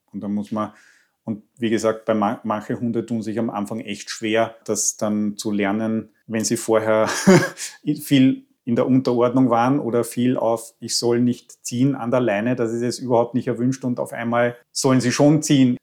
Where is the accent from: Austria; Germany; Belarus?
Austria; bei uns in Österreich